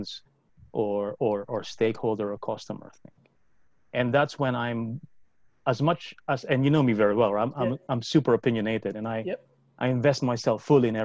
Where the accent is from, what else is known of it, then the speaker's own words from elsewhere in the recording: Philippines; I grew up in the Philippines